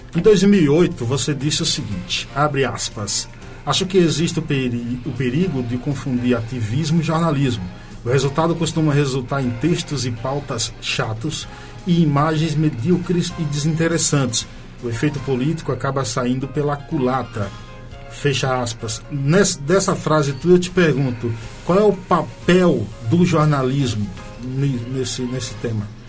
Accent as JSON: {"language": "Portuguese", "town": "Nova Soure", "region": "Bahia", "country": "Brazil", "tie": "born or raised there", "said": "lá da minha terra, Nova Soura, aquela região"}